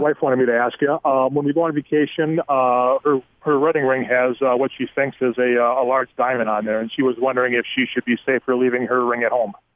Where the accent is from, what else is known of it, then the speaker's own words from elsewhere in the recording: Wisconsin, United States; we're from Wisconsin